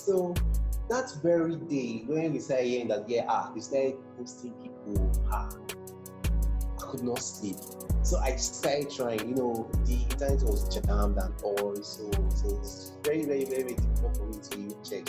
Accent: Imo, Nigeria; From Imo State, schooled in one of the prestigious universities of Nigeria

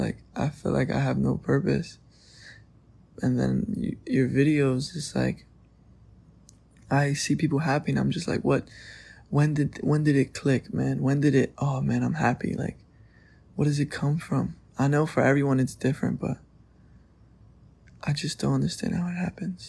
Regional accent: New York, United States; I'm 18, and I'm from New York.

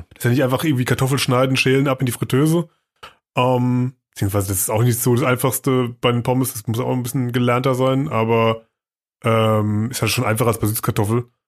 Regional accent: Germany; als Deutscher oder als Europäer

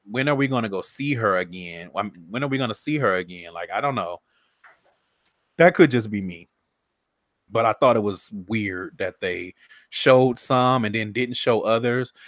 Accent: Texas, United States; I'm from Texas

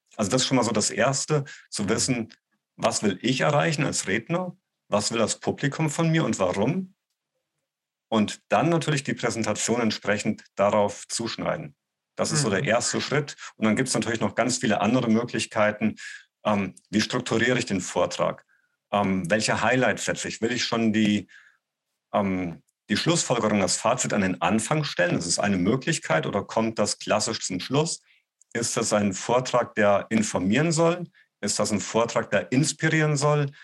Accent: Gießen, Hesse, Germany; moved away; also born or lived in Bonn; an der Volkshochschule in Gießen, die Stadt, wo ich herkomme

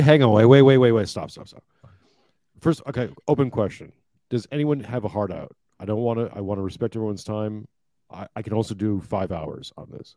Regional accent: Canada; now in Australia; i grew up in Canada, living I'm living in now in Australia.

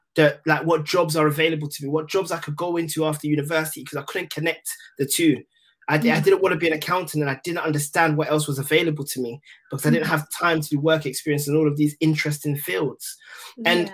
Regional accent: London, United Kingdom; I'm from Tottenham

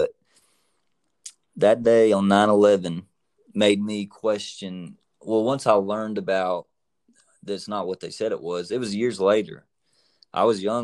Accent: United States; I'm an American, red, white, and blue

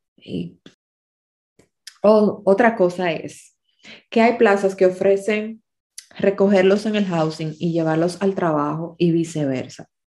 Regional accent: Dominican Republic; a los dominicanos nos toca vivir con colombianos

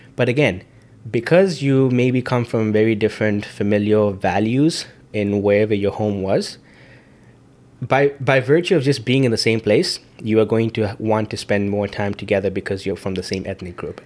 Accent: Zambia; moved away; being an Indian in Zambia

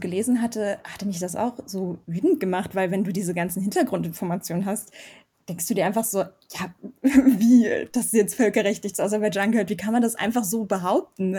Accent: Germany; also born or lived in Yerevan, Armenia; ich bin eben selber in Deutschland auch aufgewachsen

